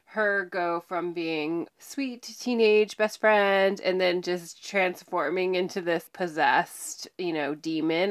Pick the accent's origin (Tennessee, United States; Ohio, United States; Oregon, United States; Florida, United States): Oregon, United States; Mount Hood; I grew up on Mount Hood